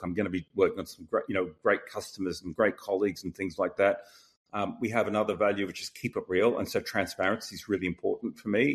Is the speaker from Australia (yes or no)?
yes; Australia; moved away; also born or lived in Boston; being Australian